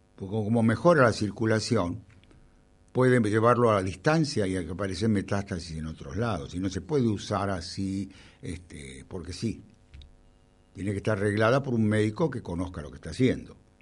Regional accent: Temperley, Buenos Aires Province, Argentina; Yo nací en Temperley

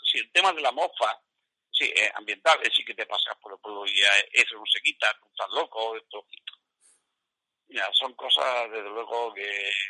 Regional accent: Fuente Palmera, Andalusia, Spain

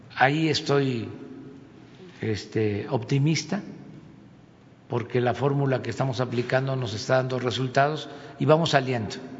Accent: Tepetitán, Tabasco, Mexico; soy de Tepetitán, Macuspana, Tabasco

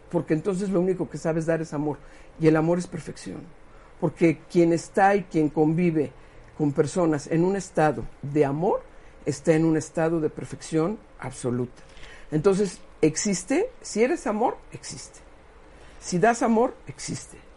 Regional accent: San Pedro Cholula, Puebla, Mexico; yo, soy de Cholulandia. Este, que mira, que San Pedro Cholula está muy bien, ¿no?

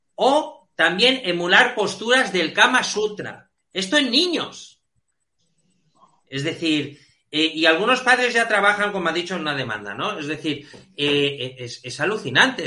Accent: Balearic Islands, Spain; en Baleares, que es, digamos, mi tierra

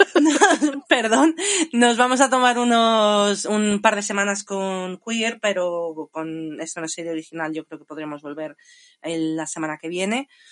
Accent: Spain; moved away; also born or lived in England / London; era nacida en Inglaterra pero criada en España

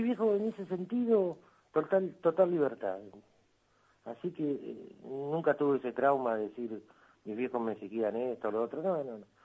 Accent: La Paz, Canelones, Uruguay; moved away as an adult; trabajaba de mozo en una pizzería, ahí en La Paz, mi pueblo

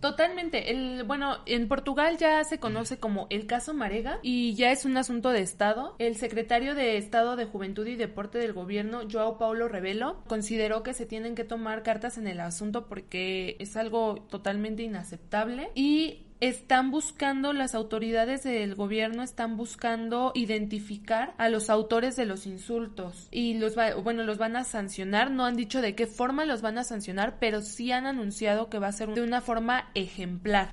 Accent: Mexico City, Mexico; somos chilangos

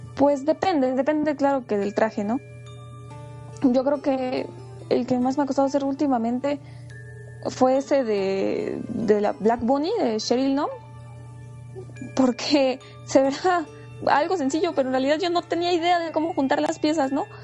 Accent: Puebla, Mexico; now in Mexico City, Mexico; soy una cosplayer que vive en el DF, soy originaria de Puebla

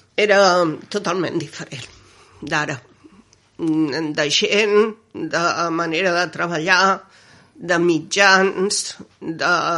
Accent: Barcelona, Catalonia, Spain; now in Gelida, Spain; jo sóc nascuda a Barcelona, al barri de Gràcia

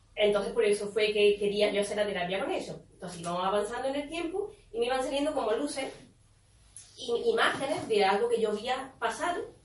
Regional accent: Córdoba, Andalusia, Spain; now in Estepona, Spain; yo soy de Córdoba y aquí a Estepona

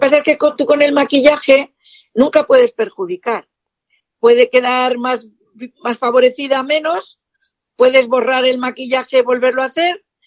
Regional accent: Spain; soy una esteticista española

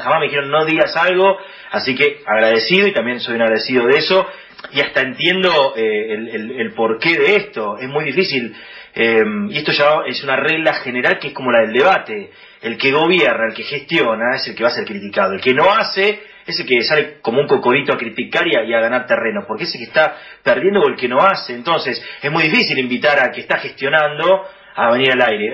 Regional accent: Buenos Aires, Argentina; nosotros somos muy porteños encima

